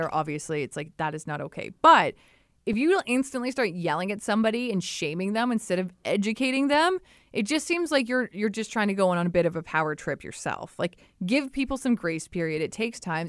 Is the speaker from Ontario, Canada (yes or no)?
yes; Ripley, Ontario, Canada; I grew up in Ripley, Ontario.